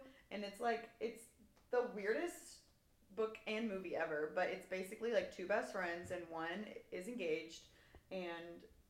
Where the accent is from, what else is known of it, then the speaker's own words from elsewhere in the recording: Indianapolis, Indiana, United States; I grew up in Indianapolis